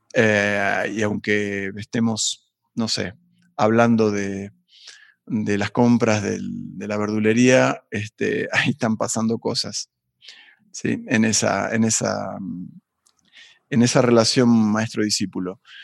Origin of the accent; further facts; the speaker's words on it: Buenos Aires, Argentina; moved away as an adult; also born or lived in Tafí del Valle, Tucumán, Argentina / United States; now in Mexico; yo nací en Buenos Aires, en un barrio que se llama Barrio Piedrabuena